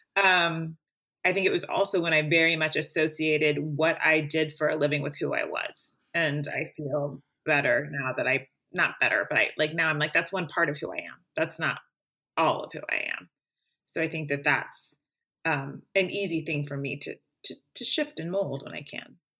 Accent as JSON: {"language": "English", "town": "Springfield", "region": "Missouri", "country": "United States", "tie": "born or raised there", "said": "my hometown of Springfield, Missouri"}